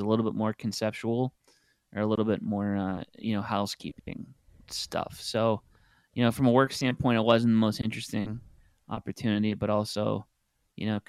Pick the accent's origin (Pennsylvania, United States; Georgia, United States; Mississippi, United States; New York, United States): Pennsylvania, United States; Pittsburgh; moved away; also born or lived in Maryland; I'm from Pittsburgh